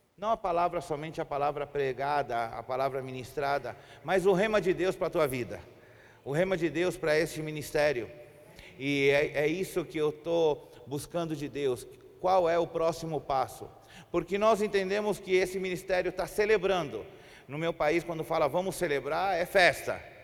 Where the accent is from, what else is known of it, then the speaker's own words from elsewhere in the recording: Chile; Portuguese is a second language; moved away as an adult; also born or lived in Brazil; eu sou chileno, moro no Chile já fazem doze anos. Morei trinta anos no Brasil